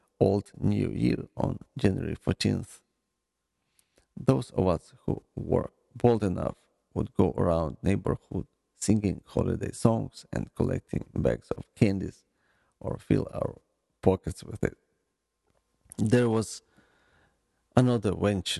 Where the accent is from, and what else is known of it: Ukraine; born or raised there; moved away